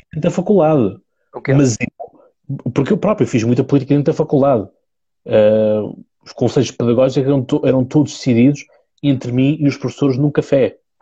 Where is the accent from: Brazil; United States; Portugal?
Portugal; Seixal, Setúbal; eu sou do Seixal, portanto, margem sul, uh, distrito, distrito de Setúbal